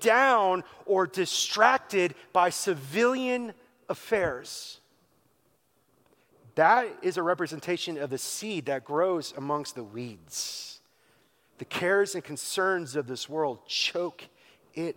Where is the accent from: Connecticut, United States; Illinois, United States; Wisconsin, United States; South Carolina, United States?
Wisconsin, United States; Growing up in Wisconsin, on a good day and a bad day, you could always smell the farm